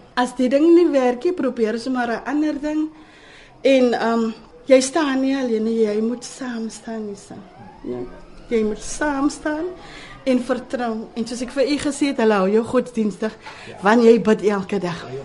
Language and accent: Afrikaans; Cape Town, Western Cape, South Africa; ek het hier groot geword in Manneweg